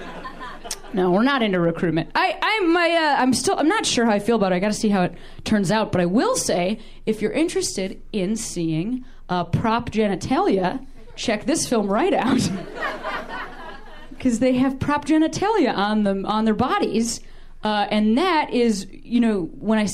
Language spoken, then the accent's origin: English; Chicago, Illinois, United States; moved away as an adult; now in Los Angeles, United States; I've only lived in L.A. for 18 months, and I'm from Chicago